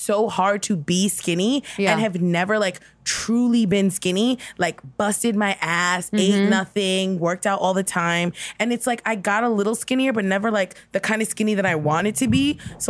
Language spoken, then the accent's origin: English; New York City, New York, United States; also born or lived in Brooklyn, New York; I grew up in Queens.